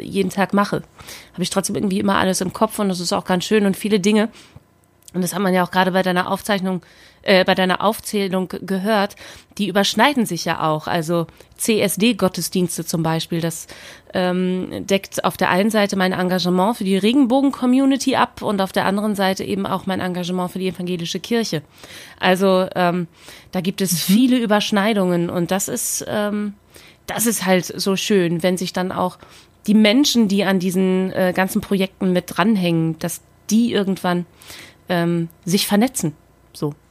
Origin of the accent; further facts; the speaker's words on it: Aurich, Lower Saxony, Germany; also born or lived in Spetzerfehn / Oldenburg; now in Berlin, Germany; geboren im Auricher Kreiskrankenhaus